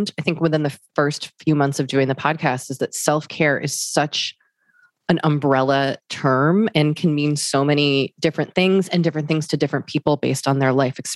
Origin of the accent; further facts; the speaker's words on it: Boston, Massachusetts, United States; also born or lived in New York City; now in Los Angeles, United States; We're both from Boston, lived in New York City, and now live